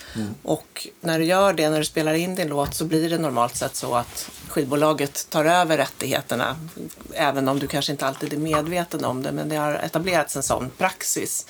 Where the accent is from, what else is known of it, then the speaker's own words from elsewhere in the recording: Sweden; vi är svenskar